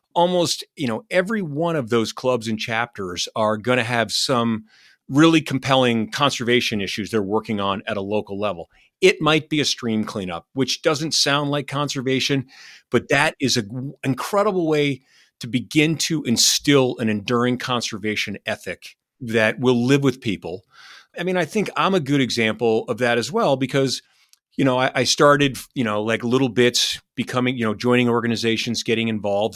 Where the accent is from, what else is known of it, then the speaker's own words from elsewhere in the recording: Vermont, United States; my home state of Vermont